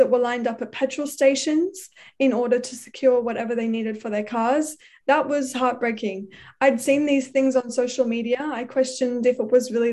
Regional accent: Australia; growing up in Australia.

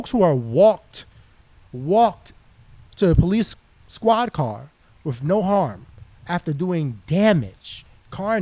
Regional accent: New York City, New York, United States; growing up in inner city, growing up in Harlem, single mom, being raised, only boy, youngest

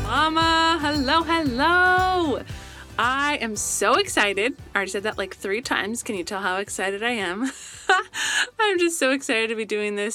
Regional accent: Colorado, United States; now in Southern California, United States; I grew up in Colorado, best place ever

